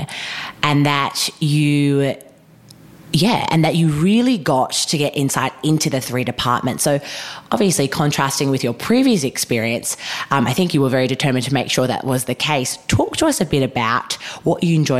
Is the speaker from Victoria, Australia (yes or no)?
yes; Melbourne, Victoria, Australia; we are from Melbourne